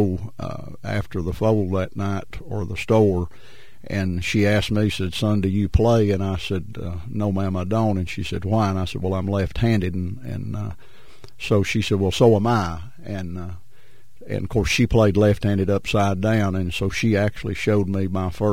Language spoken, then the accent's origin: English; Maces Spring, Virginia, United States; I'm from Mesa Springs. I was raised right behind the A.P. Carter Museum